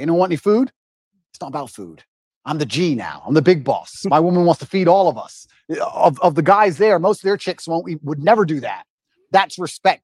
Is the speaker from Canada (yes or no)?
no; Luton, East of England, United Kingdom; moved away as an adult; now in Romania; we got moved to England and I grew up in Luton, which is the worst town in England, in an area called Marsh Farm